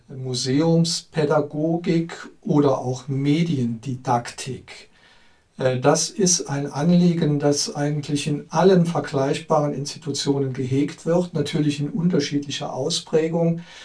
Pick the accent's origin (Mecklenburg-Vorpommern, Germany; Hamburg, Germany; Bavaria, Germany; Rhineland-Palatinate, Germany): Rhineland-Palatinate, Germany; Trier; Ich bin gebürtiger Trierer